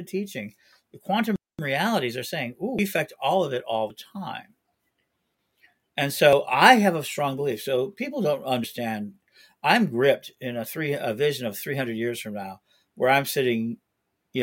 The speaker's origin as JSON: {"language": "English", "town": "Chicago", "region": "Illinois", "country": "United States", "said": "I'm a Chicagoan"}